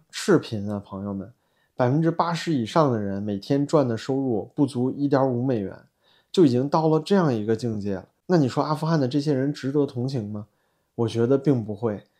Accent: China; 我们中国人同胞

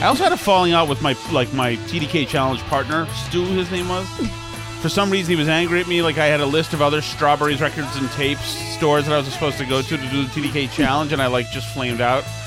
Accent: Massachusetts, United States; I'm from Massachusetts where you're supposed to love the Kennedys

